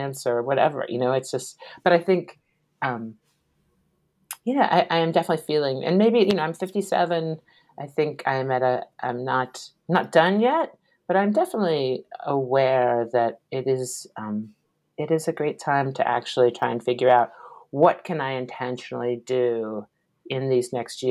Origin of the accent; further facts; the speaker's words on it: Washington, District of Columbia, United States; I grew up in Washington, D.C.